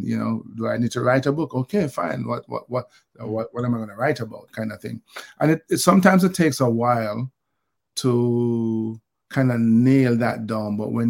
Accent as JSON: {"language": "English", "country": "Jamaica", "tie": "born or raised there", "said": "growing up in Olympic Gardens and the army experience and beyond"}